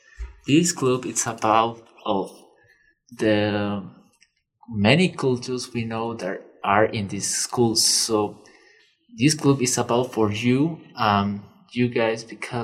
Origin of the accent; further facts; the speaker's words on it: Peru; now in Loveland, United States; I'm from Peru. I'm part of the Latino community.